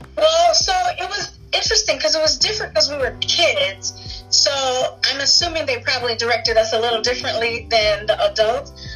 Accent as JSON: {"language": "English", "town": "Los Angeles", "region": "California", "country": "United States", "tie": "born or raised there", "said": "I'm actually an actress who's actually from Los Angeles"}